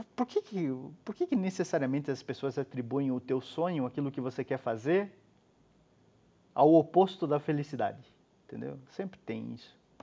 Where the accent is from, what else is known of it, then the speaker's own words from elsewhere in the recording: Brazil; moved away as an adult; also born or lived in Curitiba; em Curitiba fica mais ou menos umas duas horas da cidade onde eu nasci